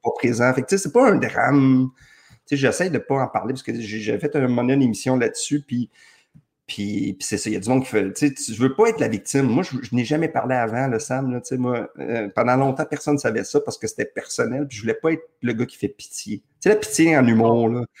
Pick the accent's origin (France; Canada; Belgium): Canada; Saint-Jérôme, Quebec; moved away; Je suis né à Saint-Jérôme